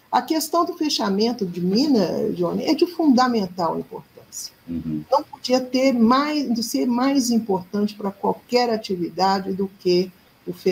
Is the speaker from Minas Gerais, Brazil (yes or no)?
yes; Minas Gerais, Brazil